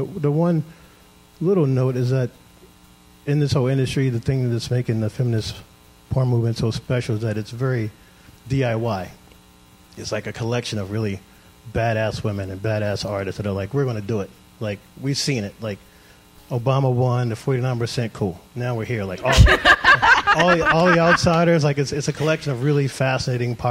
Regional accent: Baltimore, Maryland, United States; growing up in Baltimore

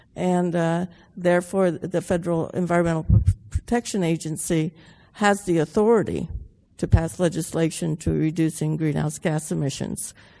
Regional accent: Los Angeles, California, United States; growing up in the San Fernando Valley in the 50s

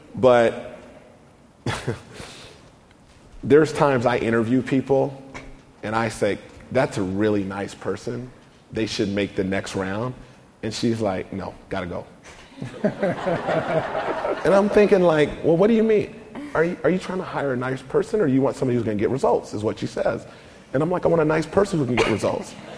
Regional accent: United States; I grew up in the Oak Park community, not too far from here

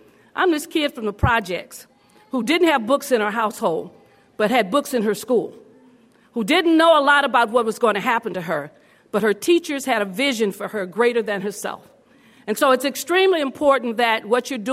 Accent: Los Angeles, California, United States; When you're born in the projects of Los Angeles, in the Pueblos

